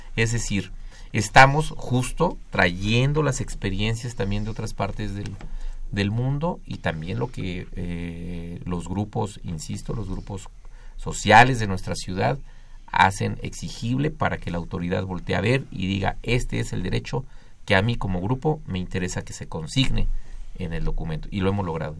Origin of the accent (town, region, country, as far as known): Mexico